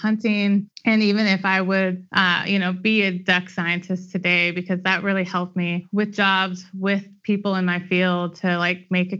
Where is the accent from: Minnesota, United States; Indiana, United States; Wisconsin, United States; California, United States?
California, United States; Sacramento; moved away as an adult; also born or lived in Nevada / Louisiana / Manitoba; I grew up in Sacramento.